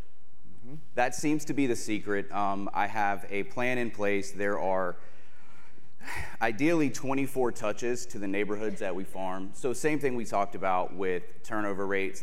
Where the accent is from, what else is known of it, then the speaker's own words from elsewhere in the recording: Chesapeake, Virginia, United States; I'm from Chesapeake, Virginia, or Virginia Beach, Virginia, if you've never heard of Chesapeake